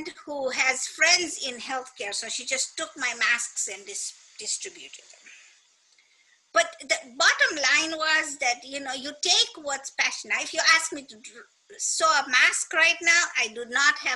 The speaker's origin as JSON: {"language": "English", "country": "Kenya", "also_born_or_lived": "California", "moved": "as an adult", "lives_now": "United States", "said": "when I first came to America, I am a Kenyan"}